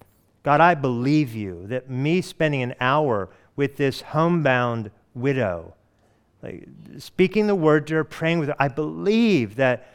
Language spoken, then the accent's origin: English; Hawaii, United States; born there; I was born in Hawaii, and I didn't know that.